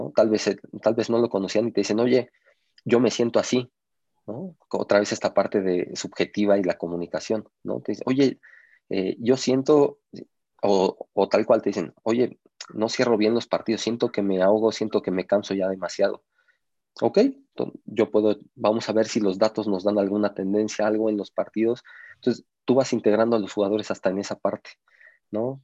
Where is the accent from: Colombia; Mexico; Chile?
Mexico; somos mexicanos